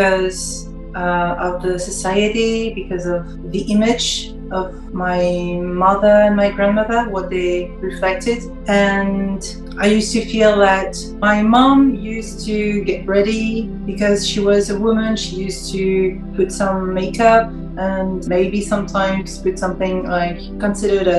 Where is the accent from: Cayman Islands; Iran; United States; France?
France; English is a second language; also born or lived in Paris; I'm French, I live in Paris